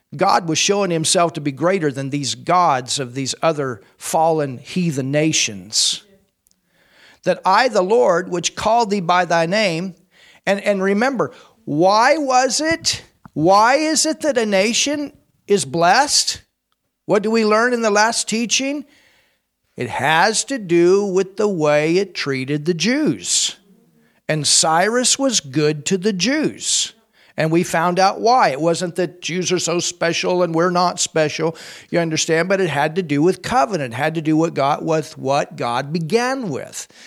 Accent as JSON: {"language": "English", "country": "United States", "said": "I'm an American"}